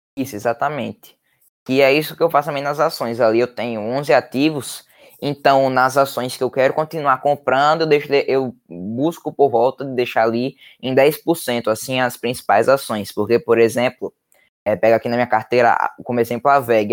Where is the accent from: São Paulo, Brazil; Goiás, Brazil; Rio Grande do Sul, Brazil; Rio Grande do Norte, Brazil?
Rio Grande do Norte, Brazil; Natal; eu tenho 13 anos, é, eu sou de Natal, do Rio Grande do Norte